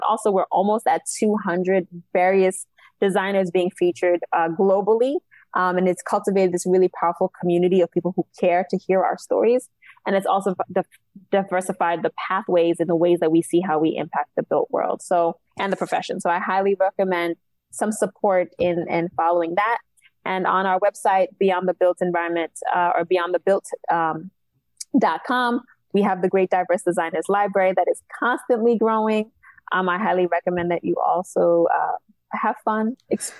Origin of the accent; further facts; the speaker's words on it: New York City, New York, United States; also born or lived in Haiti (ancestry) / Long Island; Cambria Heights is where I was raised